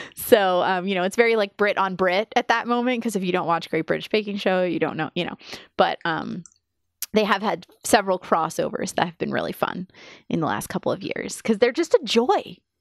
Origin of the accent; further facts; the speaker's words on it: United States; as an American